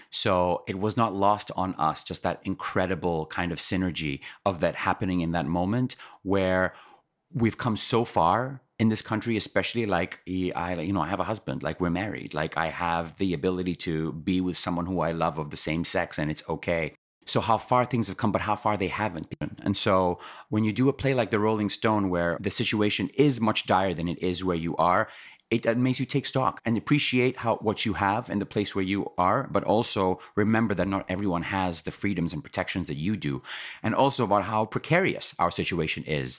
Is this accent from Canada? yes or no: no; Kenya; moved away as an adult; now in United States; I'm Kenyan born and raised